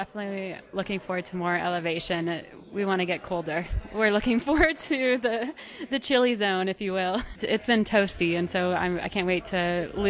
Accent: Colorado, United States; from Colorado, USA.

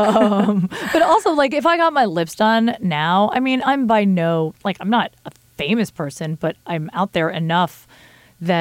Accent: New Jersey, United States; moved away; I'm from Jersey

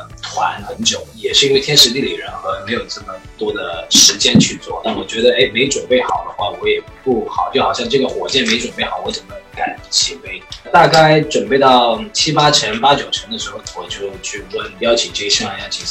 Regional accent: China; 我们是华人，我们是亚洲人，我们是中国人

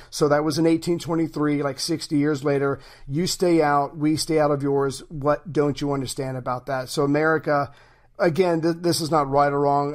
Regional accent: United States; as an American

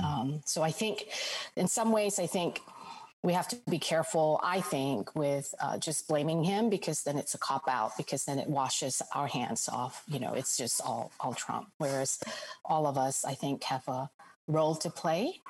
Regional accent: Singapore; moved away as an adult; also born or lived in Jakarta, Indonesia; now in United States; I spent really i would say most of my formative childhood growing up years all the way th- all, all the way through high school in singapore

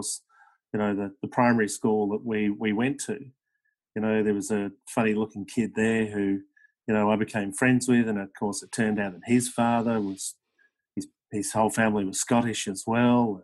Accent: Melbourne, Victoria, Australia; also born or lived in United Kingdom; I was 8 years old when I came out

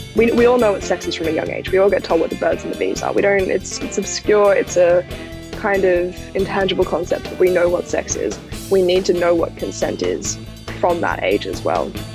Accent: Australia; the Australian education system

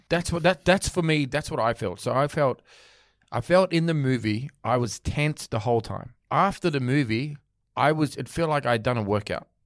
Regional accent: Australia; being Australian, growing up

